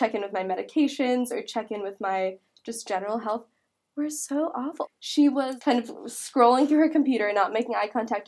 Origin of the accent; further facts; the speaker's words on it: San Diego, California, United States; moved away as an adult; also born or lived in Massachusetts; I'm not from here. I'm from San Diego.